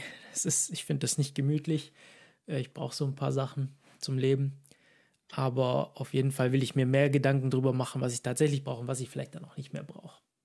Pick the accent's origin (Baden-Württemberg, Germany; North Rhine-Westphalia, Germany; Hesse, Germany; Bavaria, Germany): Baden-Württemberg, Germany; Ulm; moved away as an adult; von meiner ursprünglichen Stadt, ursprünglich aus Ulm. Mhm. Und da sehr lange gewohnt